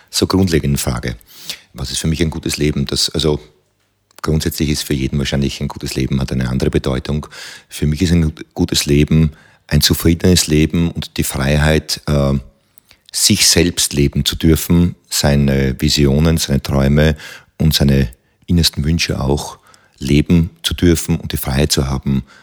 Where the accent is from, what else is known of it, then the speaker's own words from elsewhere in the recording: Lower Austria, Austria; weil diese Auwälder meiner Heimat äh, gleichzeitig auch so ein Rückzug, ein Leo für mich waren. Denn äh, ich habe damals beschlossen, so, ich werde jetzt Kampfkünstler, ich werde ein Krieger, das wird mein Weg. Aber ähm, in den, im nördlichen Weinviertel hat das natürlich äh, nicht sehr großen Anklang gefunden.